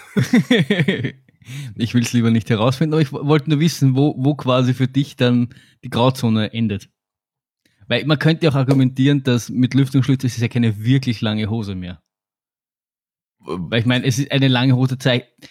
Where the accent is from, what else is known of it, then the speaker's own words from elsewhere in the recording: Austria; wir kommen aus Österreich